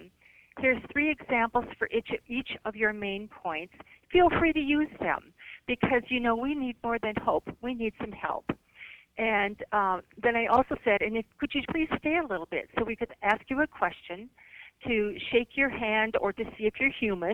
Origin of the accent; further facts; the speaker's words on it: Iowa, United States; my home state